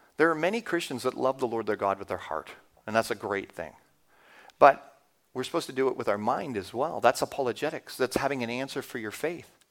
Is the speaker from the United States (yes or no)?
no; Canada; as a Canadian, you don't think you have an accent